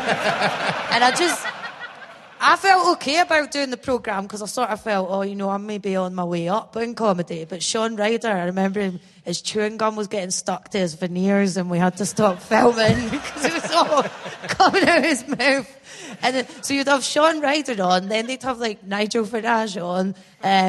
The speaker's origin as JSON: {"language": "English", "town": "Bathgate", "region": "Scotland", "country": "United Kingdom", "tie": "born or raised there", "said": "I'm from Bathgate because I'm used to lying and saying I'm from Edinburgh for years"}